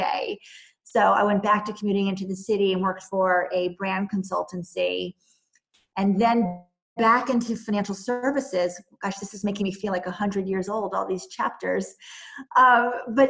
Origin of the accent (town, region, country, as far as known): New Jersey, United States; born or raised there; moved away as an adult; also born or lived in New York City / North Carolina / Boston